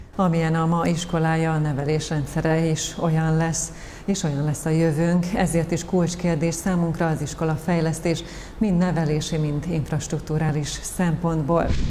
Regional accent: Nyíregyháza, Szabolcs-Szatmár-Bereg, Hungary; Szüleim mindig is itt éltek, itt születtem, innen indultam iskolába, uszodába, itt tanultam meg úszni

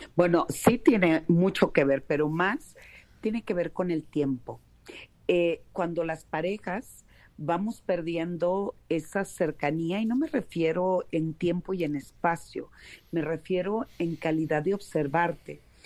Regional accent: Mexico; acá en, en mi país, en México

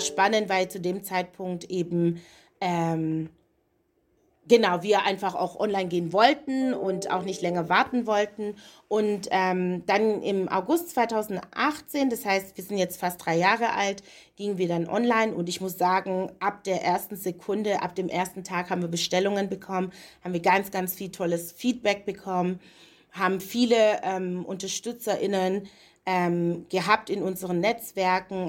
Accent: Stuttgart, Baden-Württemberg, Germany; moved away as an adult; also born or lived in Leipzig / Berlin; ich bin in Stuttgart geboren, dort aufgewachsen

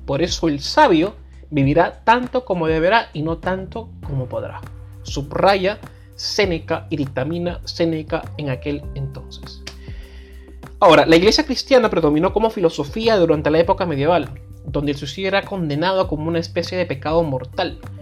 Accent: Peru; nací aquí, yo, no lo, yo no lo elegí obviamente, nací en este país

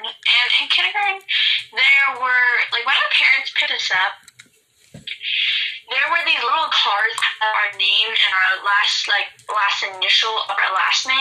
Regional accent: California, United States; I am from California

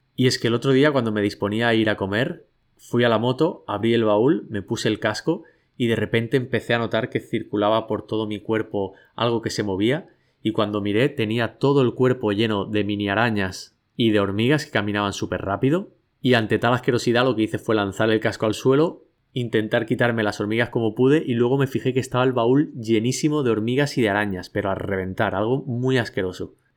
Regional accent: Catalonia, Spain; now in Bali, Indonesia; como buen catalán

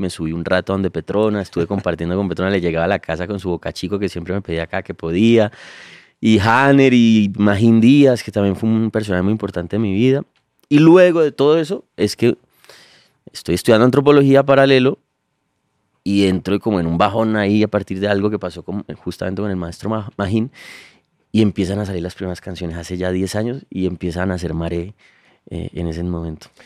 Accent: Cali, Valle del Cauca, Colombia; creciendo en el Pacífico, en Cali, lo, vive desde niño

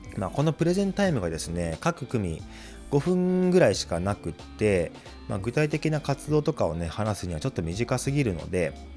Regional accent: Chiba, Japan; moved away as an adult; 地元の千葉県にあるのであれば

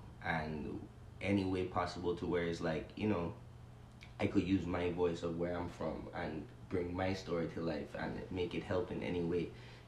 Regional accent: U.S. Virgin Islands; wanting to be different with my music from normally what you hear growing up in the Virgin Islands.

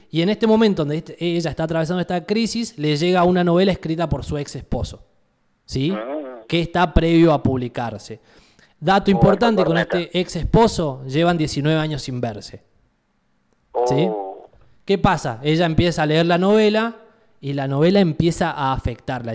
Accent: Argentina; nosotros como país, Argentina

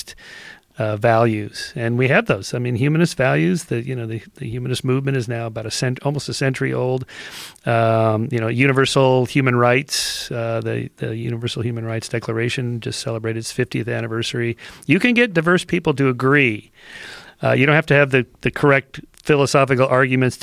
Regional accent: Southern California, United States; born or raised there

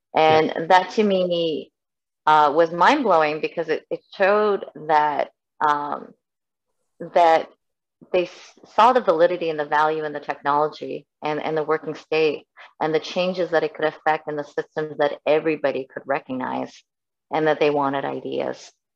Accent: Canada; also born or lived in South Korea / United States

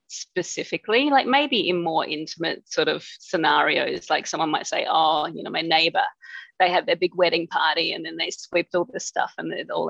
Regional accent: Australia; moved away as an adult; also born or lived in Cambodia; Being an Aussie

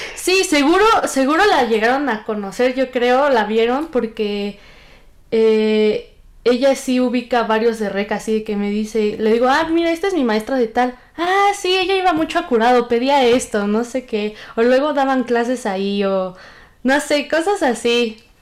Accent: Hidalgo, Mexico; yo soy de Hidalgo

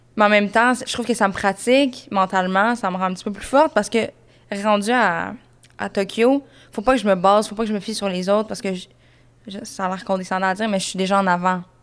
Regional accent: Saint-Jean-sur-Richelieu, Quebec, Canada; j'ai grandi à Saint-Jean, sur Richelieu

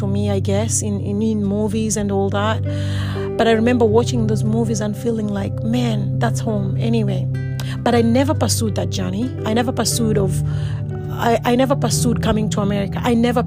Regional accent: Kenya; I'm originally from Kenya, born and bred

